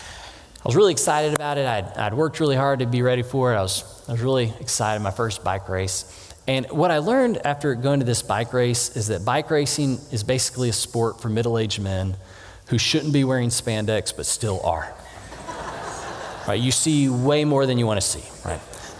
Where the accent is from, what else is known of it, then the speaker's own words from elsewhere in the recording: Texas, United States; But we came from Texas where the biggest trees, you could pretty much jump over them, right?